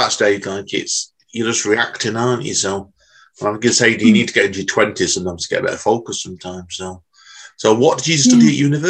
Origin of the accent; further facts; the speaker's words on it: Manchester, North West England, United Kingdom; because I'm Mancunian by birth, and I've always lived in Manchester, but I've travelled around a lot